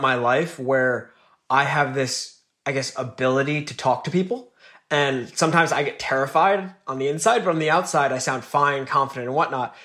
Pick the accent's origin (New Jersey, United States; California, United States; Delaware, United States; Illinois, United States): New Jersey, United States; northern; Grew up in northern New Jersey